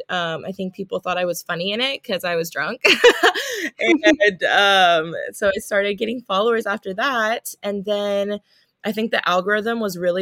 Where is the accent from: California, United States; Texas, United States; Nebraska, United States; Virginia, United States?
California, United States; Palos Verdes; also born or lived in Washington State / Los Angeles; I grew up in Palos Verdes, California